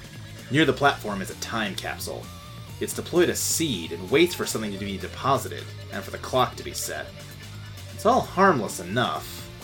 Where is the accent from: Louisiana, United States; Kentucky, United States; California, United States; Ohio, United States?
Kentucky, United States; Louisville; I grew up in Louisville